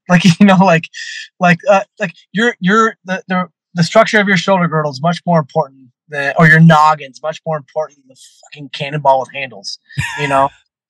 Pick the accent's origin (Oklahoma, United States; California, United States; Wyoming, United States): California, United States; I'm coming from California to Chicago.